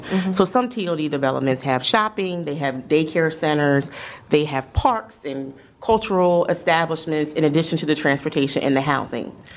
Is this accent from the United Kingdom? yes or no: no; Columbia, Maryland, United States; I grew up in Columbia, Maryland.